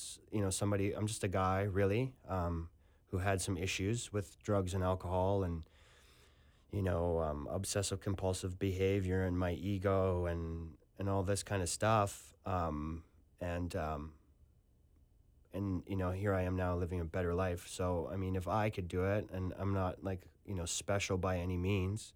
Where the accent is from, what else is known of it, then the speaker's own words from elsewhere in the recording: Canada; moved away as an adult; also born or lived in Western Australia; now in Australia; I'm a Canadian. I always will be